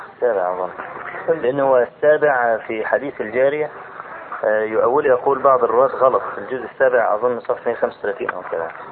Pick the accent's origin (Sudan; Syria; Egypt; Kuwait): Egypt; عندنا في مصر